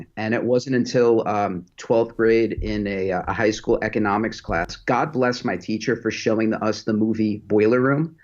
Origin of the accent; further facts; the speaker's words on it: West Islip, New York, United States; moved away as an adult; now in Greenville, United States; So I was born in New York, grew up on Long Island